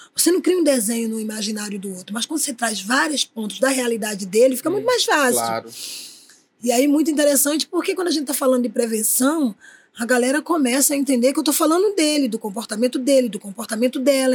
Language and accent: Portuguese; Paulista, Pernambuco, Brazil; now in Rio de Janeiro, Brazil; Eu sou natural de Pernambuco, nasci na Praia do Janga